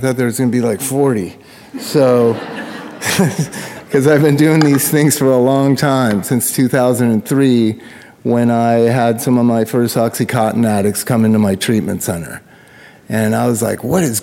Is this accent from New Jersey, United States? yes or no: no; Southern California, United States; I grew up in Southern California instead of, you know, Cloquet, Minnesota